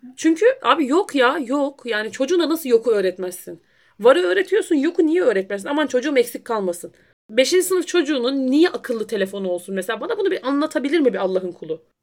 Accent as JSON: {"language": "Turkish", "region": "Black Sea Region", "country": "Turkey"}